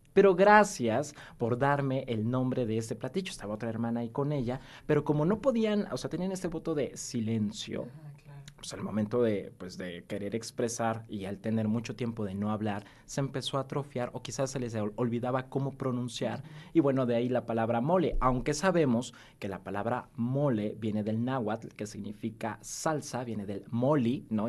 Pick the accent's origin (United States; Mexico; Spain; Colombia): Mexico; Puebla; lo que somos como poblanos, esta identidad poblana